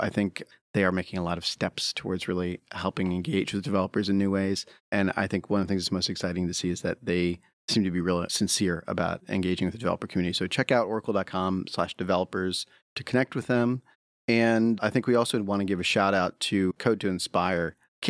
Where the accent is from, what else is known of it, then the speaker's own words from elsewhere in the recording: Pennsylvania, United States; And I grew up near Hershey, and it was a very big point of pride that E.T. chose Reese's Pieces.